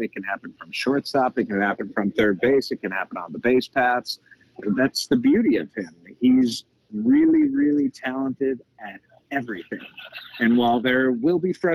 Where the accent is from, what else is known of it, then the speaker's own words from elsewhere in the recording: Cleveland, Ohio, United States; moved away; I grew up in Cleveland